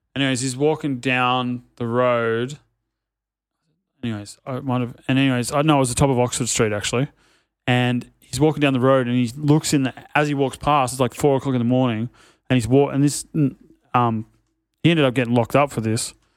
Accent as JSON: {"language": "English", "town": "Sydney", "region": "New South Wales", "country": "Australia", "tie": "born or raised there", "said": "I'm from North Narrabeen"}